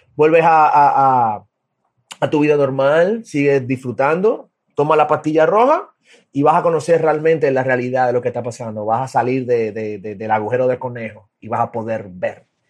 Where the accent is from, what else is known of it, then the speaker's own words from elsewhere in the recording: Dominican Republic; soy de República Dominicana